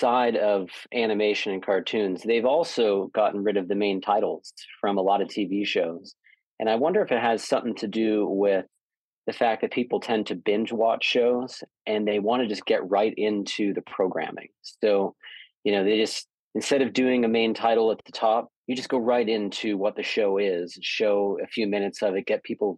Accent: Boca Raton, Florida, United States; also born or lived in Toronto, Canada; I was born in Toronto, moved to Boca Raton, Florida when I was 4 years old

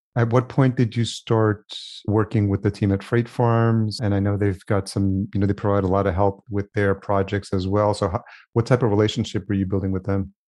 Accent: Yonkers, New York, United States; I grew up in Yonkers

